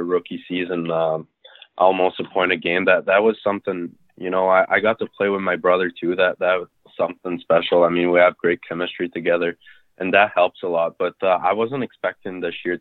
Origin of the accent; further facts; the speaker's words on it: Saint-François-de-Madawaska, New Brunswick, Canada; I grew up in San Francois, New Brunswick. It's a small town, French town